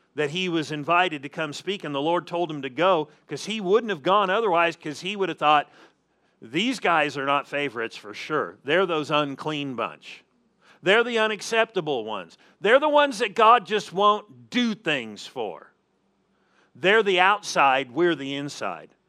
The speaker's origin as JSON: {"language": "English", "region": "Southern California", "country": "United States", "tie": "born or raised there", "moved": "yes", "said": "I'm originally from Southern California"}